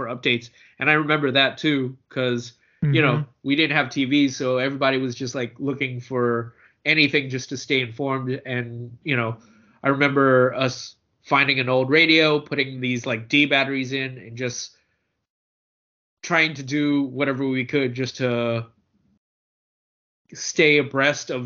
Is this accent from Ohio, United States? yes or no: no; San Francisco, California, United States; I grew up in San Francisco